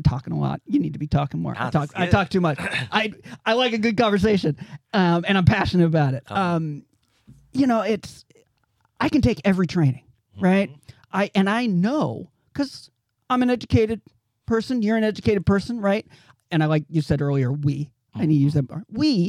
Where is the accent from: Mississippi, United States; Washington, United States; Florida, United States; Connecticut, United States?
Washington, United States; Olalla; I grew up in Olalla, Port Orchard area in Kitsap County, right?